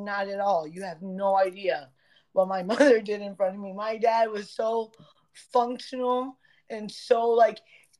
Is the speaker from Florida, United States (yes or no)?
yes; Broward, Florida, United States; the park where we grew up in Broward